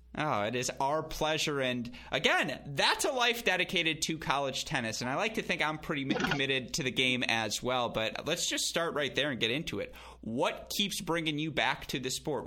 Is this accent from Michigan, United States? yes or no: yes; Michigan, United States; I'm from Michigan. You know, went to the University of Michigan. I'm a Midwest kid through and through